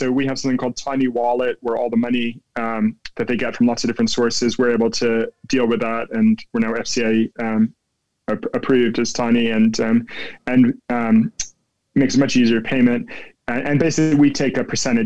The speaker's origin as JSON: {"language": "English", "region": "New Jersey", "country": "United States", "tie": "born or raised there", "accent": "American", "moved": "as an adult", "lives_now": "London, United Kingdom", "said": "I grew up in New Jersey in the States, and I grew up in a small town"}